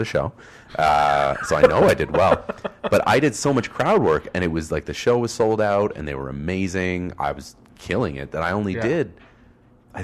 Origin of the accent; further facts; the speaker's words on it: Oakville, Ontario, Canada; now in Toronto, Canada; I grew up in Oakville, Ontario